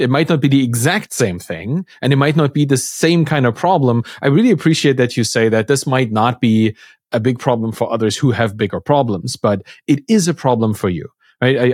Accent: East Germany, Germany; I come from, like, a East German kinda cultural

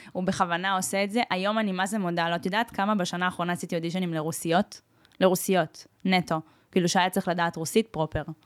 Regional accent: Israel; אני נולדתי פה

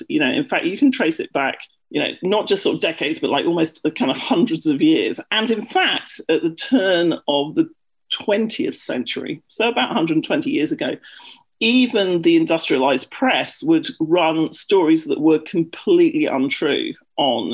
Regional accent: United Kingdom; accent: British; moved away as an adult; also born or lived in London; now in United States; I'm British, which you may have guessed by my accent.

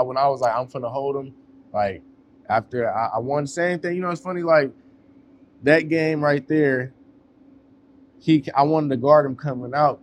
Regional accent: West Coast, United States; now in North Carolina, United States; I'm from the West Coast

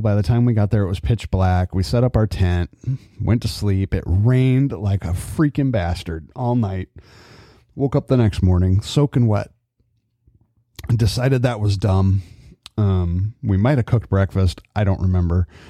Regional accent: California, United States; also born or lived in Adirondacks, New York; growing up in California

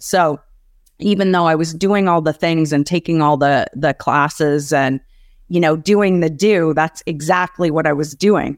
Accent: Canada; I grew up in Canada

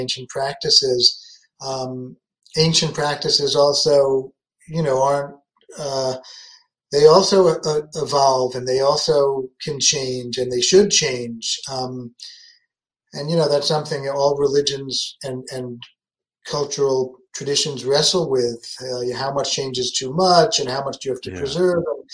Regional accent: New York City, New York, United States; moved away as an adult; now in Berlin, Germany; I grew up in New York City, in the Bronx

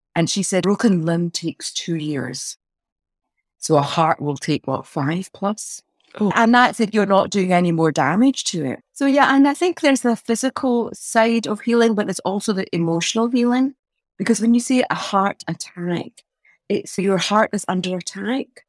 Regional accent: Glasgow, Scotland, United Kingdom; accent: Glasgow twang; also born or lived in Pakistan / Wales; now in Edinburgh, United Kingdom; I came over when I was three and then I was brought up in Glasgow

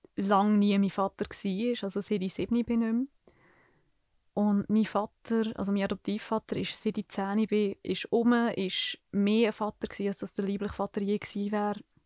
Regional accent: Niedergösgen, Solothurn, Switzerland; ich bin seit ich mich erinnern zu Niedergösgen aufgewachsen

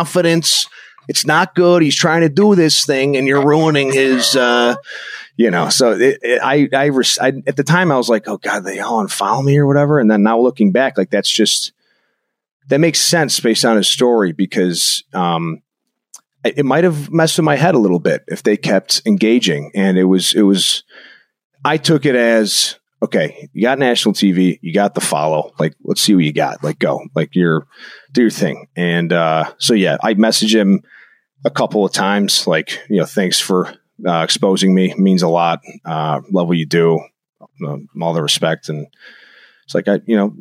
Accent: Arlington Heights, Illinois, United States; my hometown

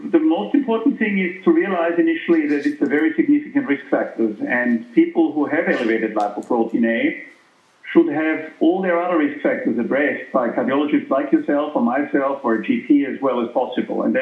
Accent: Austria; moved away; I'm from Austria, as you know, originally

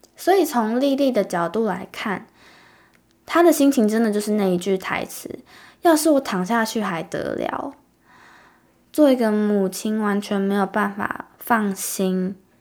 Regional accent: Taiwan; 我们土生土长的小孩

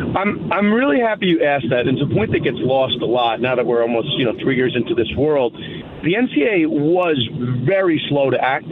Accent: New York, United States; I'm from New York

